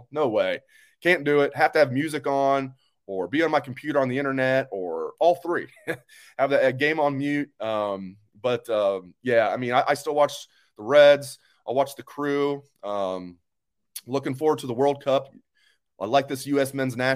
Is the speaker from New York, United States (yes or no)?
no; Beavercreek, Ohio, United States; also born or lived in Columbus, Ohio; I've lived in Columbus for 20 years, over 20 years now. My hometown is Beavercreek, Ohio.